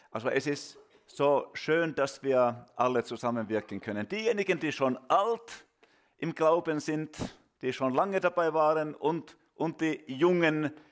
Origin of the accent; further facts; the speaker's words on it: Finland; German is a second language; Ja, wir kommen aus Finnland